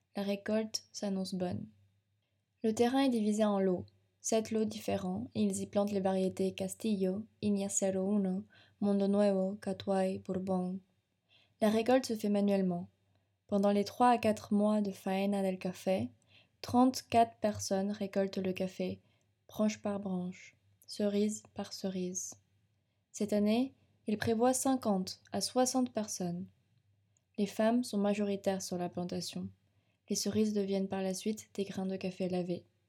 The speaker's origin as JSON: {"language": "French", "country": "France", "said": "chez nous en France"}